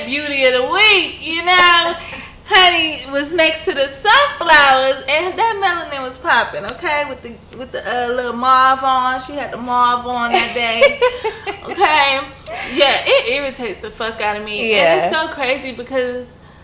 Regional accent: South Florida, United States; a lot of people in my community, growing up in South Florida

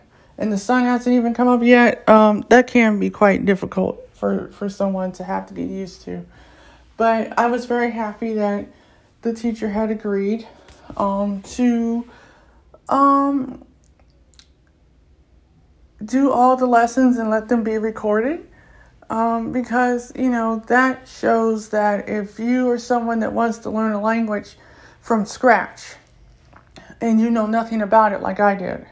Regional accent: United States; I'm American, I'm from the U.S.

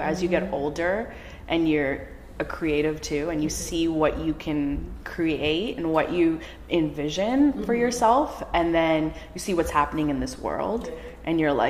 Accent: Canada; moved away as an adult; also born or lived in India; now in United States; I was born in India, okay. and then I moved to Canada, okay. so I'm an Indian Canadian that lives in America.

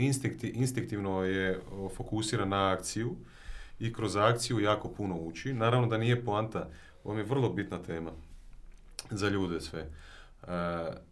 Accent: Osijek, Osijek-Baranja County, Croatia; ja sam inače iz Osijeka, ovaj, mhm. djetinstvo sam tamo proveo

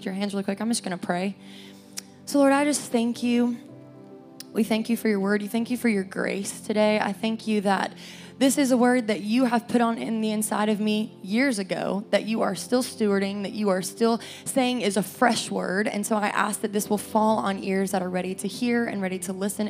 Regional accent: Cleveland, Tennessee, United States; moved away as an adult; now in Knoxville, United States; I grew up in Cleveland, Tennessee

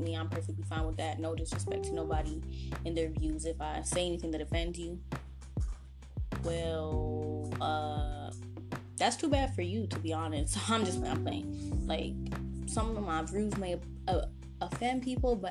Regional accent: Toronto, Ontario, Canada; I'm from Toronto

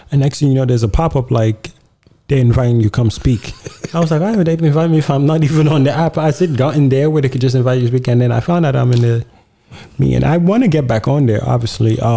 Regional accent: Nigeria; And I'm like, I'm too Nigerian to. I've survived Nigeria.

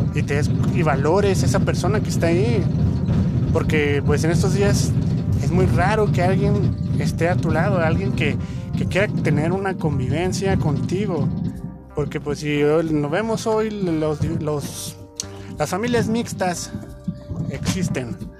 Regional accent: Mexico; como mexicanos

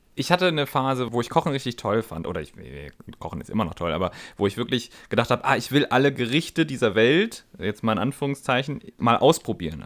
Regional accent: Northern Germany, Germany; also born or lived in Bavarian Swabia; now in Baden-Württemberg, Germany; ich als Norddeutscher

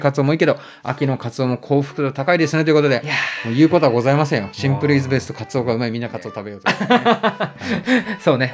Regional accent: Nagano, Japan; 僕長野育ちなんですけど

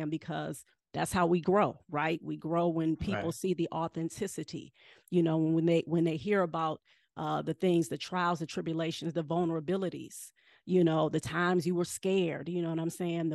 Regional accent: Cleveland, Ohio, United States; I'm from Cleveland.

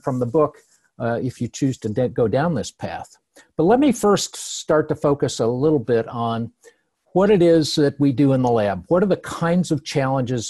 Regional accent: Cleveland, Ohio, United States; I'm from Cleveland. I grew up there and I saw the steel mills closing down

